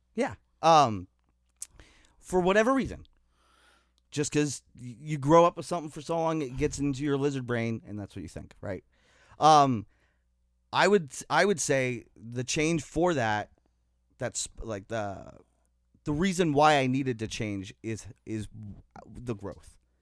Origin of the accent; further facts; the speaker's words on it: Niagara, Ontario, Canada; I'm from the Niagara community